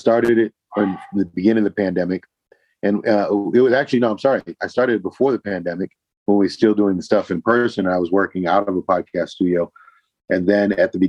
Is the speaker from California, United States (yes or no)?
no; Boston, Massachusetts, United States; I'm originally from Boston